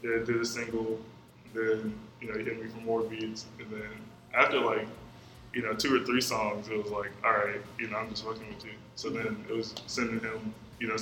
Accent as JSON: {"language": "English", "town": "Atlanta", "region": "Georgia", "country": "United States", "tie": "born or raised there", "also_born_or_lived": "Warner Robins, Georgia / Connecticut"}